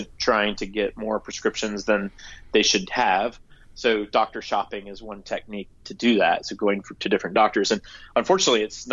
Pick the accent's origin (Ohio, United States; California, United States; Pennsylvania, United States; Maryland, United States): Ohio, United States; Gallipolis, southeastern; my hometown, it's in southeastern Ohio, a small town called Gallup Police